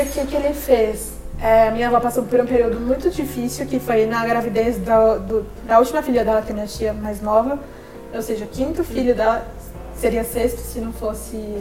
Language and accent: Portuguese; Sergipe, Brazil; meu estado é pequeno, que eu sou de Sergipe